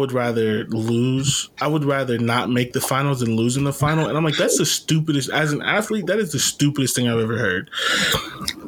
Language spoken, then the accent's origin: English; Canton, Ohio, United States; I'm from Canton